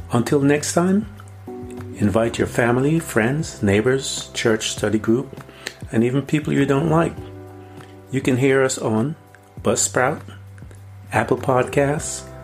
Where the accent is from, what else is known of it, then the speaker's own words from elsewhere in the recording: Guyana; now in United States; I remember when I came from Guyana and I had had to give up my Guyanese citizenship uh, to, in order to become an American citizen.